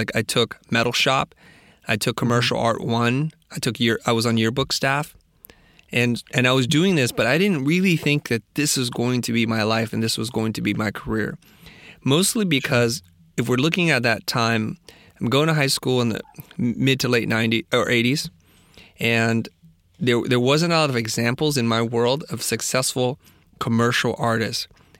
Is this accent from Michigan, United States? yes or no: no; San Jose, California, United States; I grew up in the Valley, Silicon Valley, to be precise. I grew up in San Jose.